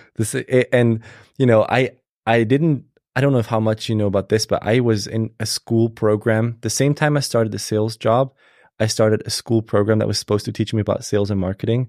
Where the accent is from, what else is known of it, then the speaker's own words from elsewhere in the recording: Switzerland; moved away as an adult; now in United States; I was born and raised in Switzerland